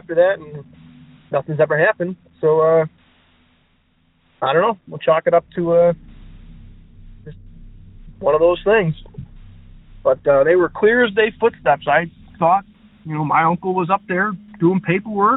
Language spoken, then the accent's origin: English; Buffalo, New York, United States; I'm from Buffalo, New York.